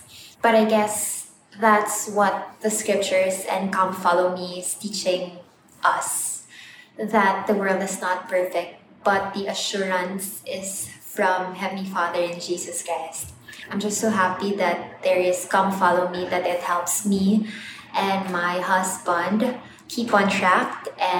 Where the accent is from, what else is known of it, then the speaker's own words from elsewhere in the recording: Philippines; I am from the Philippines.